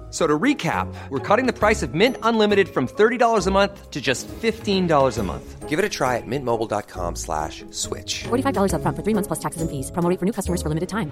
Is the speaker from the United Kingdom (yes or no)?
yes; United Kingdom; I'm British